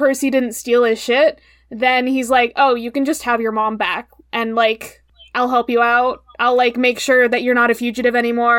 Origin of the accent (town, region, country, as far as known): eastern United States, East Coast, United States